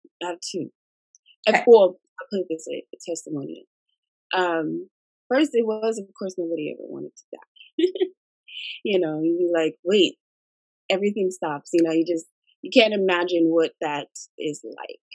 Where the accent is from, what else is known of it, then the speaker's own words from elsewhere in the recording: Rancho Cucamonga, California, United States; also born or lived in Monrovia, California; I was born and raised in Monrovia, Duarte's small town in San Gabriel Valley. So, yeah, I've been here in Rancho for about since I was 6 years old